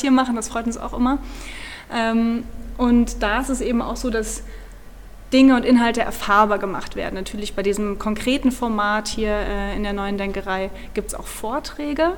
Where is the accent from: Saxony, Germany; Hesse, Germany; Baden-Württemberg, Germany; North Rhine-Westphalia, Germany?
Hesse, Germany; Orferode; ich bin gebürtige Nordhessen. Wow. Das ist äh, im süßen kleinen Kaff Orferode.